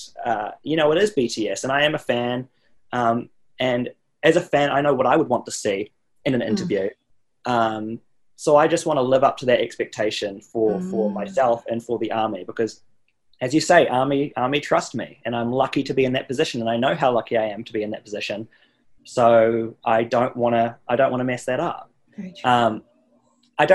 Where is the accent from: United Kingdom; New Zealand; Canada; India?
New Zealand; now in United States; I'm so lucky to I guess be from there. And it's definitely helped me out in many ways to be from New Zealand.